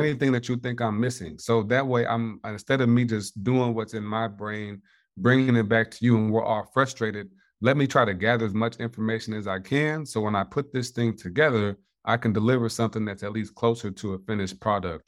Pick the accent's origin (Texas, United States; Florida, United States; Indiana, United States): Indiana, United States; born and raised in Indiana